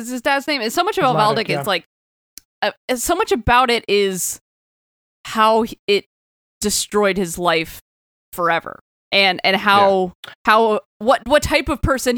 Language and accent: English; the South, United States; I am from the South and we did not learn this book in curriculum